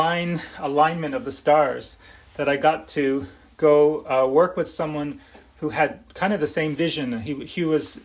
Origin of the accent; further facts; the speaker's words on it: Philadelphia, Pennsylvania, United States; I grew up in Philadelphia, in Northeast Philadelphia.